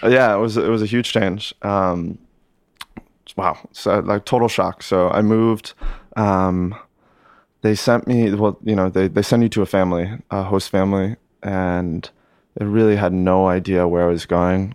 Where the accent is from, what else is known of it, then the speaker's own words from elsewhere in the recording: Lake Placid, New York, United States; moved away as an adult; born and raised, uh, Lake Placid, New York.